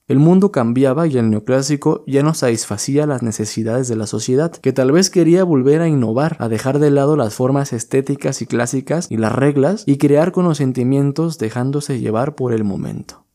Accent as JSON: {"language": "Spanish", "country": "Mexico", "said": "para tratar de entender quiénes éramos como mexicanos y para buscar nuestra verdadera identidad"}